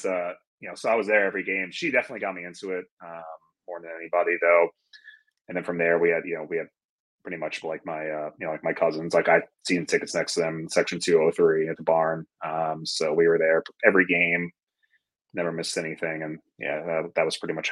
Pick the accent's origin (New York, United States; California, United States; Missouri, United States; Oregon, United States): New York, United States; Fort Salonga; also born or lived in Valley Stream, New York; now in Raleigh, United States; And then we were in Fort Salonga, like Smithtown area, until we moved.